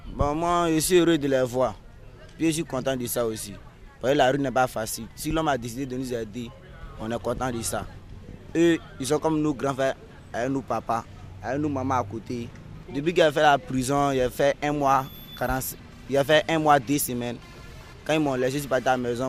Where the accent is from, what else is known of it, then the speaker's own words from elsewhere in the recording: Abidjan, Côte d’Ivoire; j'étais de Trècheville